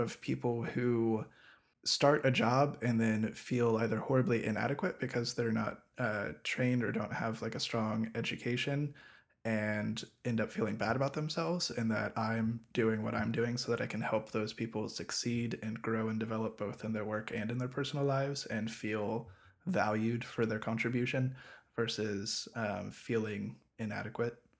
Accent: southwestern Ohio, United States; my hometown, which is in southwestern Ohio

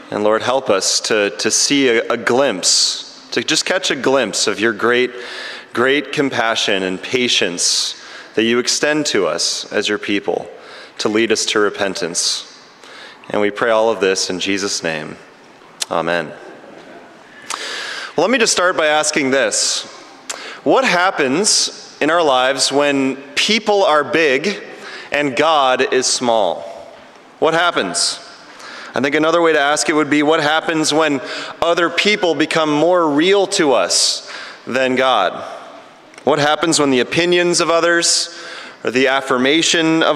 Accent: Chicago, Illinois, United States; now in Ottawa, Canada; I grew up in the Chicago area at a church that's a little bit more liturgical

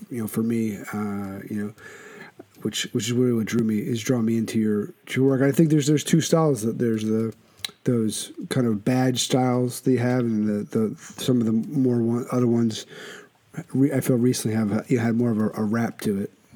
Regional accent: Philadelphia, Pennsylvania, United States; now in Shelton, United States; I'm born and raised in Philadelphia

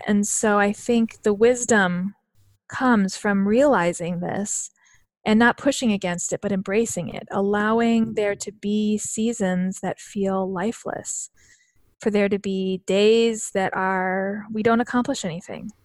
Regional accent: northern Wisconsin and Minnesota, United States; now in Illinois, United States; I actually grew up in, um, northern Wisconsin and Minnesota

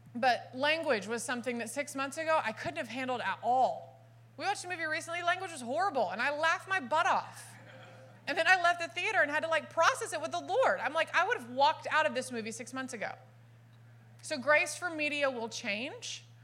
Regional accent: Dallas, Texas, United States; now in California, United States; I was born and raised in Dallas

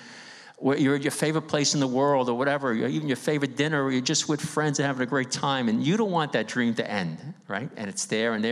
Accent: New York City, New York, United States; I grew up in East Harlem on 2127 2nd Avenue

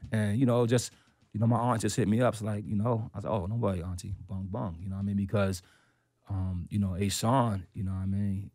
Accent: New York, United States; as a New Yorker

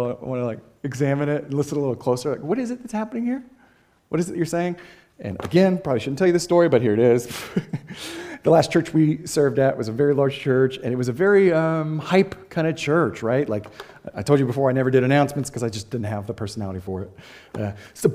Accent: Boston, Massachusetts, United States; I'm from Boston, Massachusetts

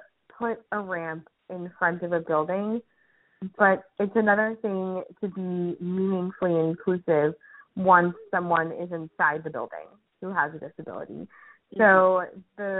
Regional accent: New York, United States; as a New Yorker

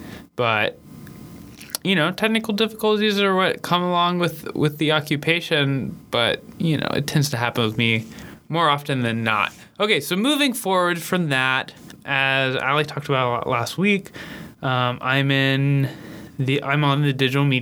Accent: Memphis, Tennessee, United States; I am from Memphis, Tennessee

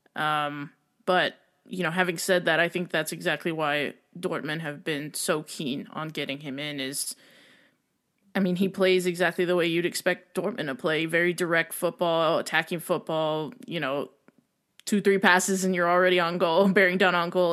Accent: United States; I am American

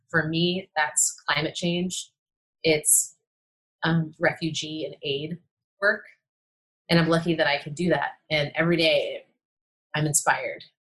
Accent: San Francisco, California, United States; I grew up in San Francisco

